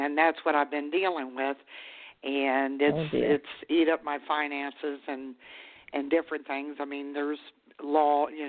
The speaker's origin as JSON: {"language": "English", "region": "Maryland", "country": "United States", "moved": "yes", "lives_now": "West Virginia, United States", "said": "I'm from Maryland myself. Yeah, but I mean, I live in West Virginia"}